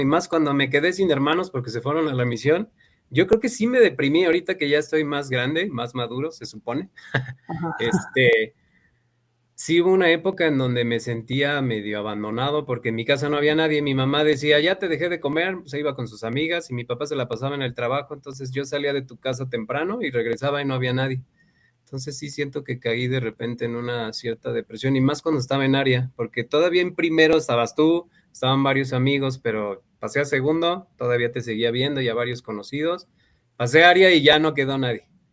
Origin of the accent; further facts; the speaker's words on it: Mexico City, Mexico; now in León, Mexico; De Ciudad de México, de la delegación Miguel Hidalgo. Ahí nací